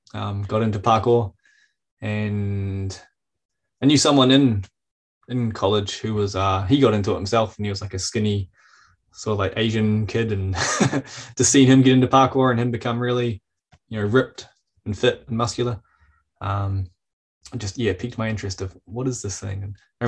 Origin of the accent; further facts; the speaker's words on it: Wellington, New Zealand; moved away as an adult; Yeah. Yeah. So I grew up here and then moved away when I would have been late 20s, mid 20s, moved away to Whanganui.